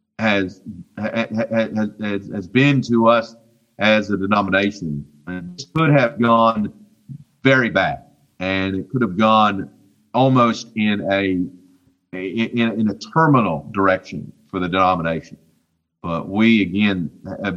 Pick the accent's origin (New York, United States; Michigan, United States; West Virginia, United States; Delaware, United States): West Virginia, United States; I'm from West Virginia. And I learned math in West Virginia public schools